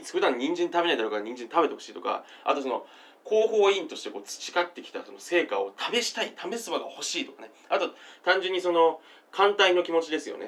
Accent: Kawaguchi, Saitama, Japan; 私、あの、小学校時代って、結構ですね、あの、埼玉県の、あの、川口市ってですね、あの、なんていうんですかね、ニューヨークにおけるブロンクスみたいな、 あの、ちょっとですね、こう、若干下町チックな、あの、若干ですね、こう、中学とか荒れてる感じのですね、地域、あの、ヒップホップな地域出身なんですね、私

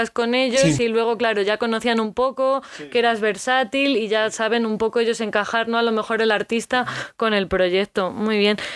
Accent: United States; born there; nací en Estados Unidos y Chris siempre, Chris es mi marido.

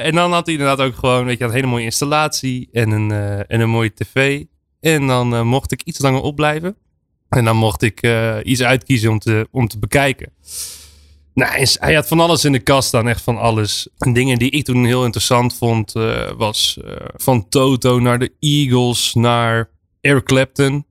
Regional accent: Friesland, Netherlands; Ik ben in Friesland opge opgegroeid

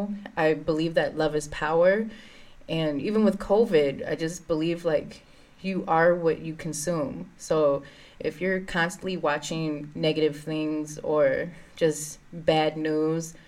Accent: St. Paul, Minnesota, United States; I grew up in the Frogtown neighborhood.

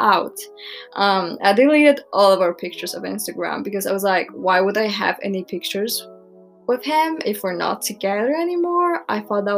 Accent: Poland; born or raised there

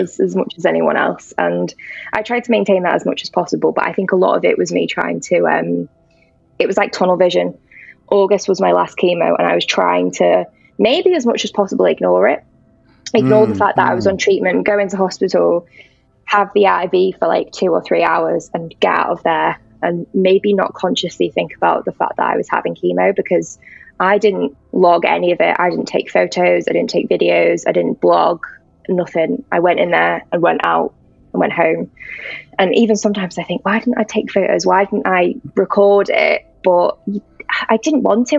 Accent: North Wales, United Kingdom; moved away as an adult; now in Manchester, United Kingdom; I'm originally from North Wales, so I came here to for uni

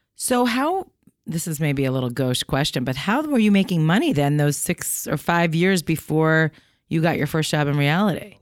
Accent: New York, United States; moved away; also born or lived in Maine; When I'm in New York, I'm from New York

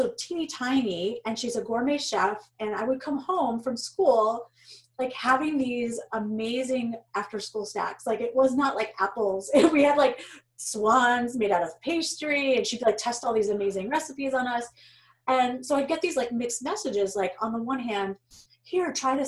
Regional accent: New York, United States; moved away as an adult; now in Boston, United States; I was born in New York

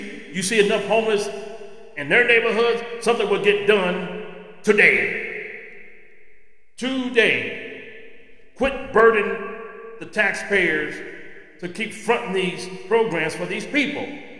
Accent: Los Angeles, California, United States; when I was a kid growing up in East Los Angeles.

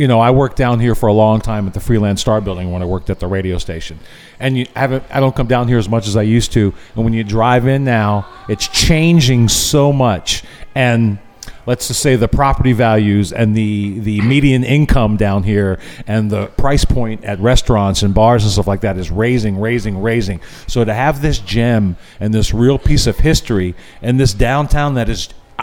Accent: Culpeper, Virginia, United States; moved away as an adult; also born or lived in Los Angeles; I grew up, I was born in Culpepper, and I got a lot of family out in Culpepper.

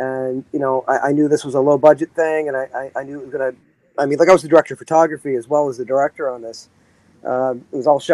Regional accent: Canada; as a Canadian

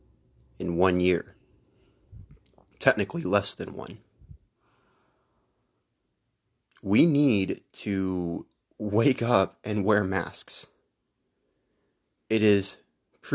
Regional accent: Texas, United States; my home state of Texas here

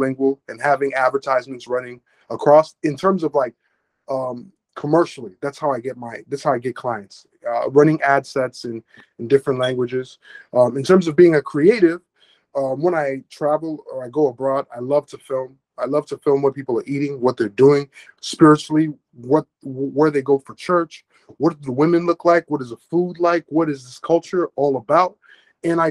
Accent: Chicago, Illinois, United States; also born or lived in Cameroon; I was born in the developing world. I grew up in Chicago

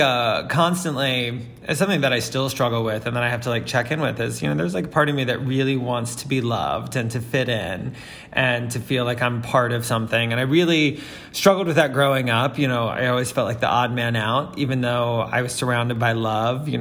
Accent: Florida Panhandle, United States; also born or lived in Alabama; now in New York, United States; I'm from the South. I come from the Florida Panhandle, almost Alabama, and then I technically moved here from Alabama

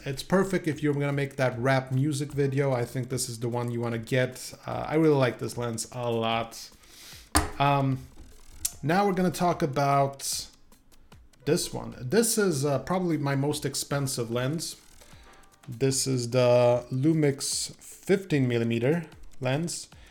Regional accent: Sweden; moved away; I'm from Sweden originally.

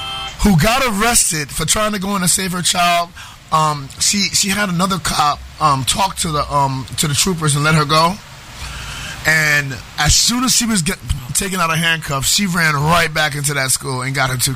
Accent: New York City, New York, United States; I grew up in New York City

